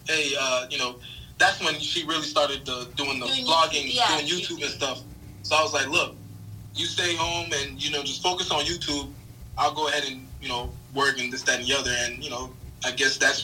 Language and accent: English; Palm Beach, Florida, United States; Palm Beach, Florida